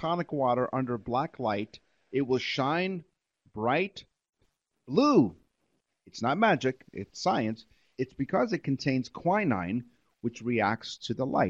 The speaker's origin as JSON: {"language": "English", "town": "New York City", "region": "New York", "country": "United States", "tie": "born or raised there", "moved": "as an adult", "lives_now": "Toronto, Canada", "said": "Roy and I have been best friends for over 40 years. We grew up in New York. After we grew up, But I moved to Toronto, Canada in 1990."}